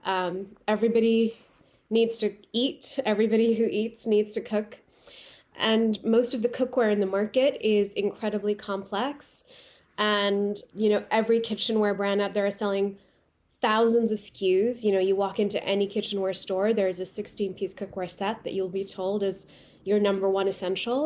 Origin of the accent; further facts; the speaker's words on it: Pakistan; first language Urdu; English is a second language; now in Los Angeles, United States; I grew up in Pakistan and now I live in Los Angeles